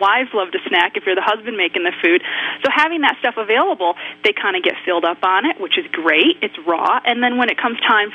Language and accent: English; Michigan, United States; moved away; I was born and raised in the Midwest. I'm from Michigan